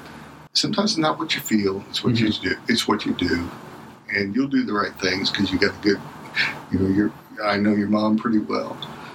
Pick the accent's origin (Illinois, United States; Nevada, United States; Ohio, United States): Ohio, United States; Cincinnati; And I grew up in the baseball environment and, you know, growing up in Cincinnati during the Big Red Machine.